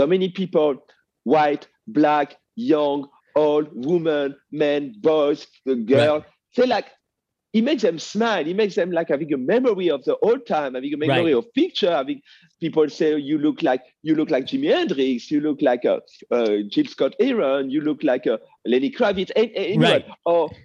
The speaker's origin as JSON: {"language": "English", "country": "France", "tie": "born or raised there", "accent": "French", "first_language": "French", "second_language": "English", "moved": "as an adult", "lives_now": "United States", "said": "I grew up in France"}